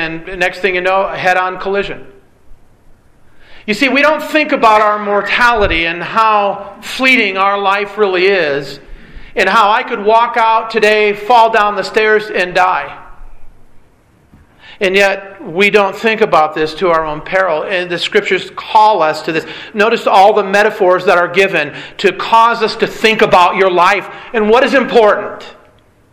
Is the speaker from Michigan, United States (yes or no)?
yes; Michigan, United States; Growing up in Michigan